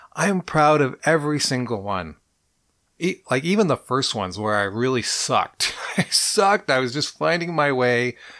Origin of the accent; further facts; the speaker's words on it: Montreal, Quebec, Canada; I was born in Montreal. And I lived on Oxford Avenue in N D G